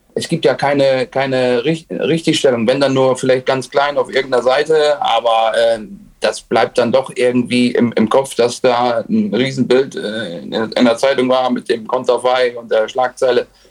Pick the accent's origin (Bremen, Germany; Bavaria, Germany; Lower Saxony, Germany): Lower Saxony, Germany; Oldenburg; ich komme aus Oldenburg